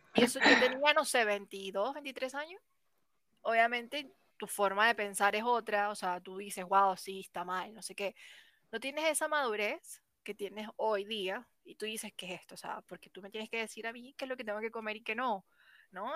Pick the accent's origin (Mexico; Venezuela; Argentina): Venezuela; moved away as an adult; now in Chile; yo soy venezolana, pero en este momento me encuentro viviendo en Chile. Llevo ya cinco años, pero soy de Venezuela